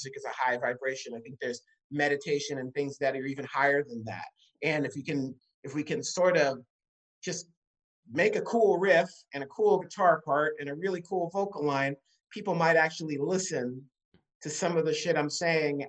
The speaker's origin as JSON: {"language": "English", "town": "New York City", "region": "New York", "country": "United States", "tie": "born or raised there", "said": "I'm from New York City. I grew up, you know, in Manhattan. I grew up in Queens, but I spent enormous amounts of time in Manhattan"}